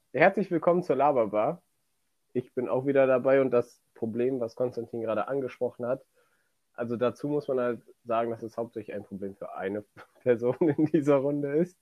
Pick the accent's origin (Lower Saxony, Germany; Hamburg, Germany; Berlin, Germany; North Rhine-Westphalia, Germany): North Rhine-Westphalia, Germany; near Cologne; du kommst aus der Nähe von Köln